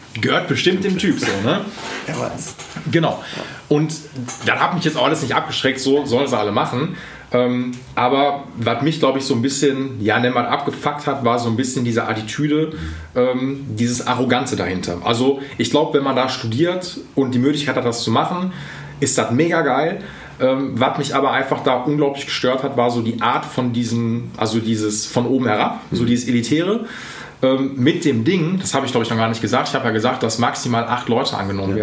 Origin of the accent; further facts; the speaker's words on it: Essen, North Rhine-Westphalia, Germany; wo ich herkomme. Da meine ich so, ja, aus Essen